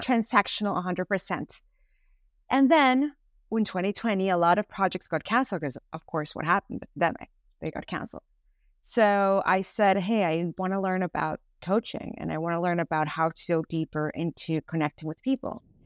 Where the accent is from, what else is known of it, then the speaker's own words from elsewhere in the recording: Venezuela; moved away as an adult; now in United States; I am originally from Venezuela. I've been here in the United States for almost thirteen years